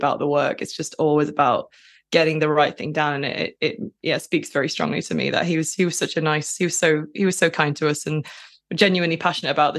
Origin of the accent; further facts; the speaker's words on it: Lancashire, North West England, United Kingdom; Lancashire cheese, that's obviously from my hometown